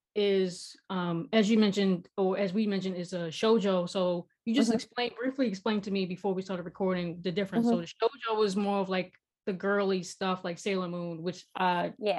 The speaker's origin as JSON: {"language": "English", "town": "Baltimore", "region": "Maryland", "country": "United States", "said": "I'm actually from Baltimore too. I'm actually here in Baltimore in the Reisterstown area"}